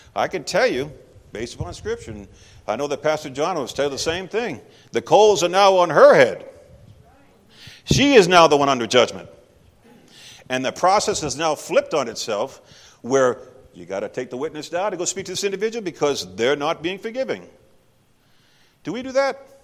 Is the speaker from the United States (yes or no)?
yes; Texas, United States; moved away; I'm actually from Texas